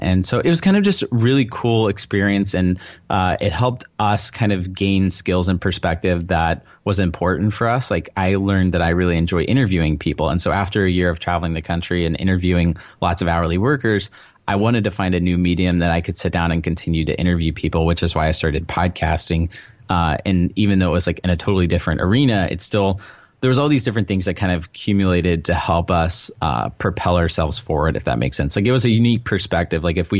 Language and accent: English; Texas, United States; From Southeast Texas, a small town there.